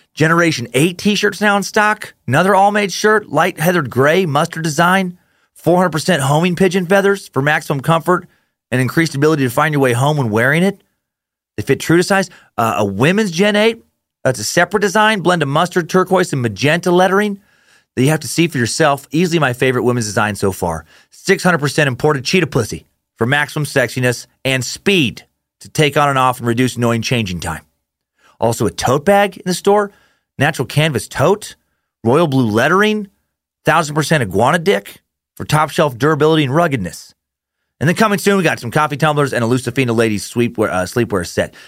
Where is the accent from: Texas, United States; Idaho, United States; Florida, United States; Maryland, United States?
Idaho, United States; Riggins; growing up in Riggins, Idaho